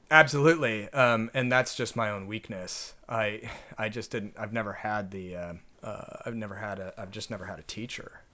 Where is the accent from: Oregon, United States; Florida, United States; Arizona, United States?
Oregon, United States; Oregon coast, United States; moved away as an adult; also born or lived in Nanjing, China / Suzhou, China; I grew up on the Oregon coast